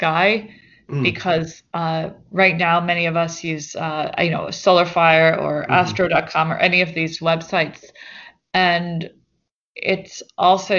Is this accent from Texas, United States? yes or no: no; New York City, New York, United States; I grew up here in New York City